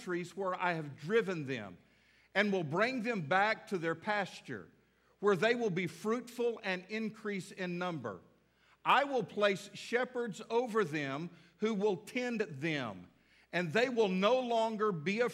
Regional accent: the South, United States; We're from the South

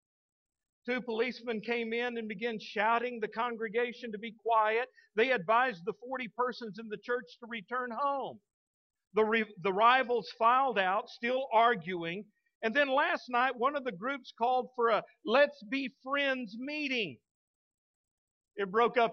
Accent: Texas, United States; now in Fort Smith, United States; I'm a Texan through and through. I love the state of Texas. I just I'm proud to be a Texan

